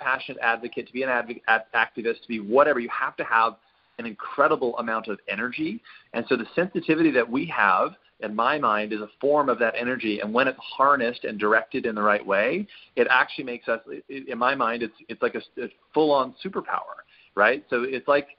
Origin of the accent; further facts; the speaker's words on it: Western Canada, Canada; I grew up in Western Canada